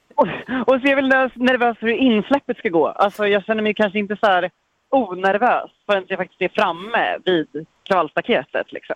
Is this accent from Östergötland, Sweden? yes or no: no; Stockholm, Stockholm County, Sweden; moved away as an adult; also born or lived in Nacka Municipality, Sweden; now in Mölndal, Sweden; Stockholm där jag kommer ifrån